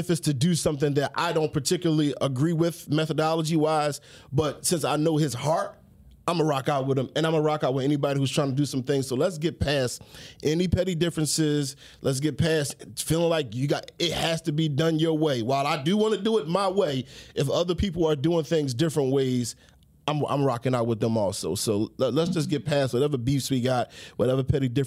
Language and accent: English; Philadelphia, Pennsylvania, United States; I'm not from West Philly. I'm from South Philly